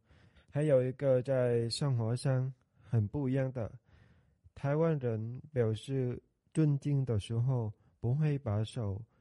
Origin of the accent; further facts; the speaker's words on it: Vietnam; Chinese is a second language; now in Taitung, Taiwan; 我来自越南，目前就读台东大学华语系二年级。